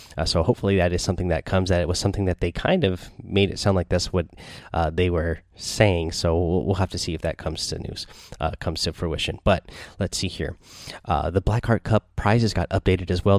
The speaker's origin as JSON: {"language": "English", "town": "Seattle", "region": "Washington", "country": "United States", "said": "I'm from Seattle."}